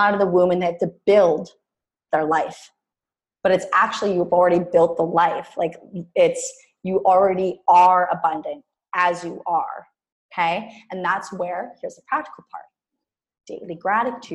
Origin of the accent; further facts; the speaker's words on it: Canada; moved away as an adult; also born or lived in Mexico; I was from Canada